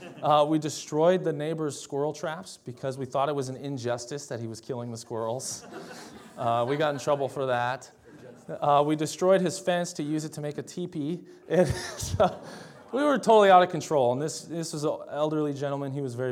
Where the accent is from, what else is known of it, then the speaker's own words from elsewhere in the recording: Delano, Minnesota, United States; also born or lived in Champlain Park; I grew up in Champlain Park partly, and also in Delano, Minnesota. And they're both just outside of Minneapolis, but one was a suburb and one was more rural.